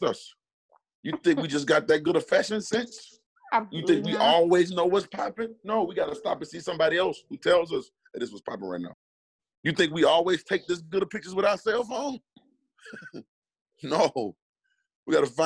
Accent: Alabama, United States; I'm from Alabama.

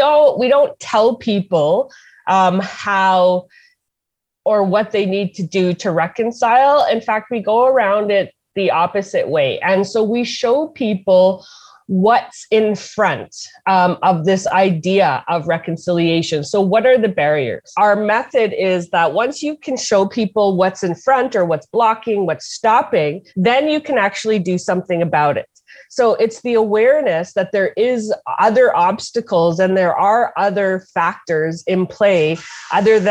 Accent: Hollow Water First Nation, Manitoba, Canada; I'm from Hollow Water First Nation

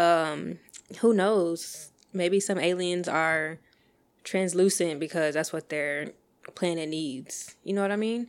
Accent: Texas, United States; I'm from Texas

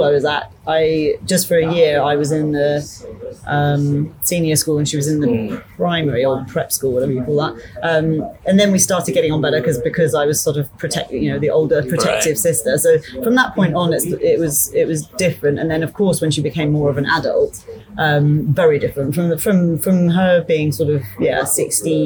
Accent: Isle of Wight, South East England, United Kingdom; also born or lived in Surrey, United Kingdom / Myanmar; now in Bangkok, Thailand; I was born in Surrey in the UK, but we were only there until I was about 7, I think. And then we moved to the Isle of Wight.

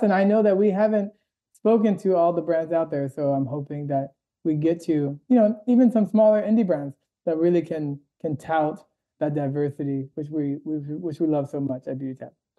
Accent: Washington, District of Columbia, United States; moved away as an adult; also born or lived in Boston; now in Los Angeles, United States; I'm originally from the East Coast, Washington D.C.

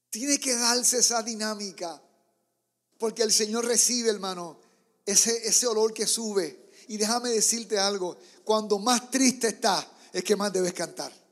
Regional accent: Puerto Rico; moved away; Entonces vengo de Puerto Rico, donde en las iglesias hay tantos músicos. Tú mueves una piedra y de ahí salen músicos.

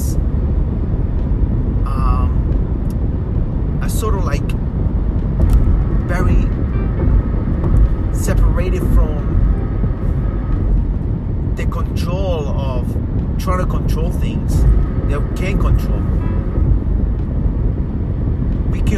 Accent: Peru; moved away; I was growing up in Peru, the kids that I grew up

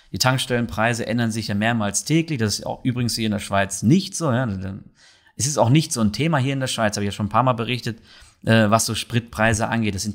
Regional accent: North Rhine-Westphalia, Germany; und aus meiner Region, wo ich herkomme, da in NRW

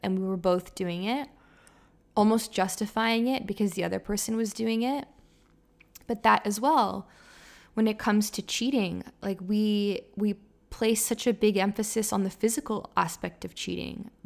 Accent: Toronto, Ontario, Canada; moved away as an adult; also born or lived in Montreal; I was studying in Montreal, and I'm from Toronto, so everyone kind of comes back to their hometown for the holidays

